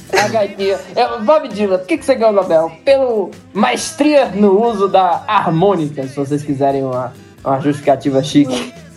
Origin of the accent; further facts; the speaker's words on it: Brasília, Federal District, Brazil; sou brasiliense